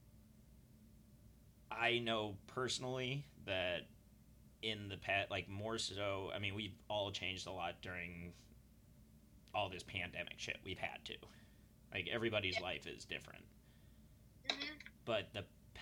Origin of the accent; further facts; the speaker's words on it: Utah, United States; I grew up in Utah, and most of my friends were white, but that was the area I grew up in.